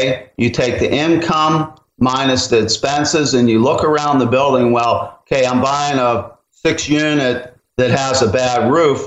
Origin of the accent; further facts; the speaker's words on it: Pennsylvania, United States; moved away; where I grew up in Pennsylvania